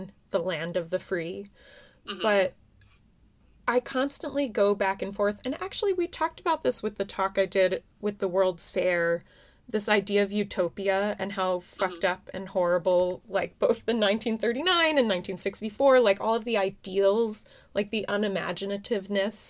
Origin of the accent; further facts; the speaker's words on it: United States; I grew up here